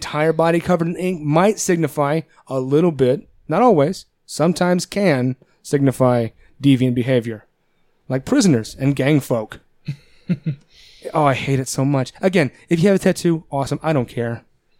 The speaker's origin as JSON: {"language": "English", "country": "Ireland", "said": "Yeah, I drink a lot because I'm Irish."}